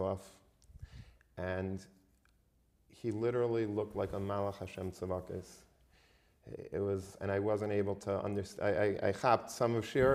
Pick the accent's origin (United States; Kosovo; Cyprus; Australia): United States; Long Beach, New York; I grew up in Long Beach